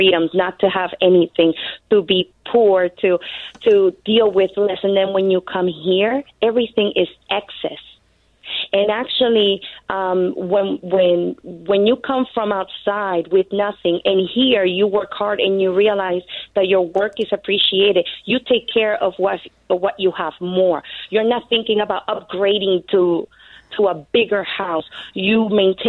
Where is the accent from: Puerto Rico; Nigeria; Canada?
Puerto Rico; English is a second language; now in Pennsylvania, United States; I am from Puerto Rico